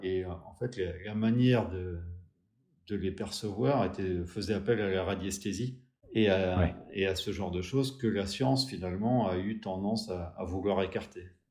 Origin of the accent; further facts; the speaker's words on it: Pays Bigouden, South Finistère, Brittany, France; je suis originaire du Sud Finistère, plus précisément du Pays Bigouda, un endroit d'où je, où j'ai grandi